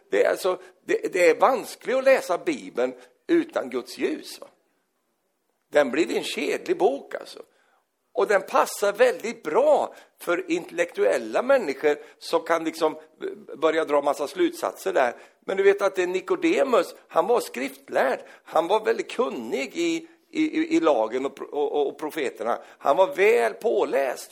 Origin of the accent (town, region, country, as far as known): Sweden